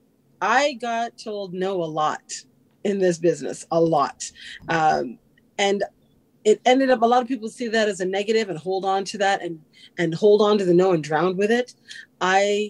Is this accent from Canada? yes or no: yes; Canada; I'm born and raised in Canada. My family's from Guyana.